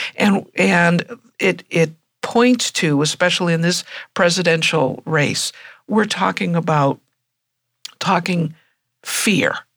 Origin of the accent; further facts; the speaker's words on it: United States; being an American